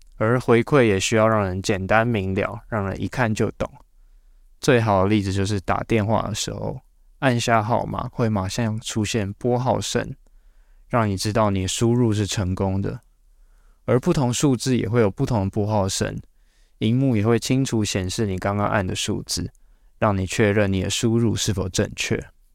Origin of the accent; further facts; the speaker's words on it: Taiwan; 我们台湾人